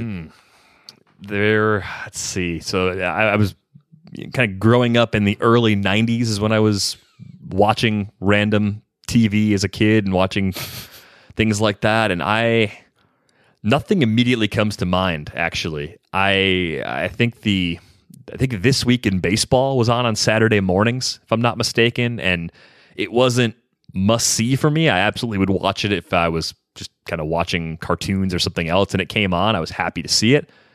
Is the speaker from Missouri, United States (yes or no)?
no; West Michigan, United States; growing up in West Michigan